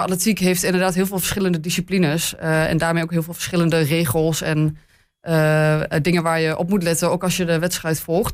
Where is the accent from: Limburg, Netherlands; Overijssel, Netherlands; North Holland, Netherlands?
Overijssel, Netherlands; Hengelo; now in Enschede, Netherlands; ik ben geboren in Hengelo. Ik heb lang in het buitengebied gewoond.